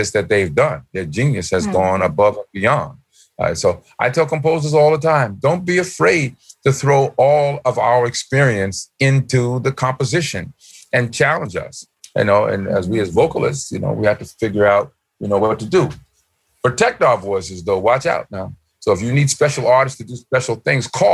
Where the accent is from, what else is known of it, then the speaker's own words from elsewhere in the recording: New York, United States; when I was a kid, I went to the Apollo Theater all the time. I'm from New York.